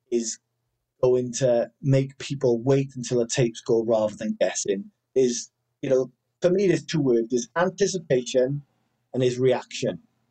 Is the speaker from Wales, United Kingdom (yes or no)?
yes; Wales, United Kingdom; I'm Welsh. You know, we've got a dragon on the flag